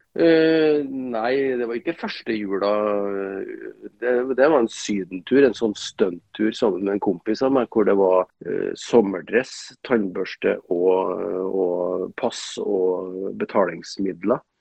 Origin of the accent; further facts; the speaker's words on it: Trøndelag, Norway; moved away as an adult; now in Bodø, Norway; jeg er jo trønder